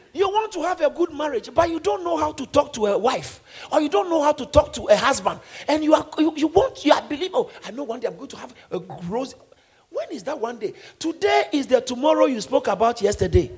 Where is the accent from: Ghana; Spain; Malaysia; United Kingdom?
Ghana; I grew up in Ghana.